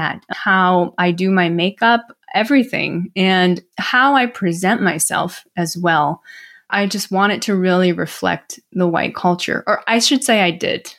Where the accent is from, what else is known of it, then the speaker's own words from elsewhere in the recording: Midwest, United States; when you grow up in the Midwest, Ron, you can probably relate to this growing up in the South, but you don't lump yourselves with Asian people.